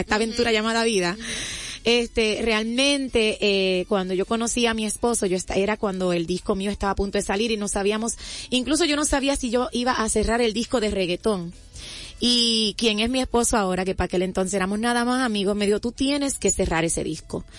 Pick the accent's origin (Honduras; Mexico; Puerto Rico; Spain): Puerto Rico; Yo soy eh, natural de Puerto Rico, ahí al ladito.